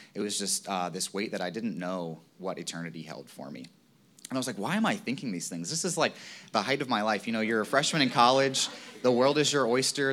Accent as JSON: {"language": "English", "region": "Virginia", "country": "United States", "tie": "born or raised there", "moved": "yes", "said": "I grew up in Virginia"}